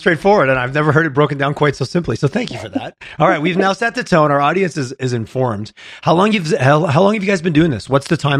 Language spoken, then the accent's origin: English; Southern Quebec, Canada; now in Alberta, Canada; I grew up in Southern Quebec and large farming area in the Chattahoochee Valley, right up against the US border.